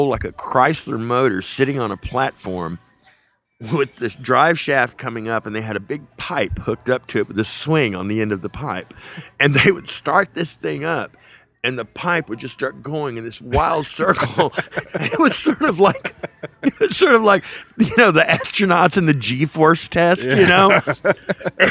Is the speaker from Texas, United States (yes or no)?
yes; South Texas, United States; also born or lived in Whiteface, Texas / Levelland, Texas; we moved down there from the Texas Panhandle, from Leveland, actually. We lived outside of Leveland in a little farming community called Whiteface, Texas. And we moved down there when I was 6. And so I sort of came of age down there